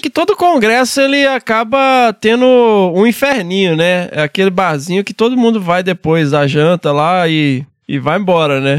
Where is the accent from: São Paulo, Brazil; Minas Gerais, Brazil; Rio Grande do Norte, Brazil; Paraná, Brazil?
Minas Gerais, Brazil; interior of; lá no interior de Minas, onde eu cresci